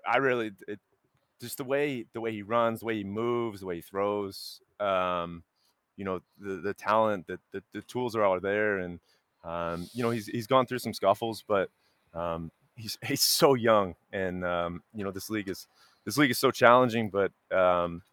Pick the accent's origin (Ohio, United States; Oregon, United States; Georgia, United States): Georgia, United States; just outside Atlanta; I grew up just outside Atlanta.